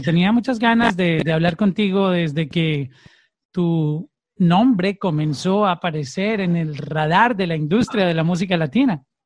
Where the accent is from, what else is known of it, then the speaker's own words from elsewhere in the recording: Colombia; now in Miami, United States; Soy colombiano